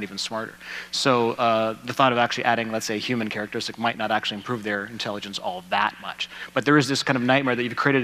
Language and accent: English; Canada; I'm Canadian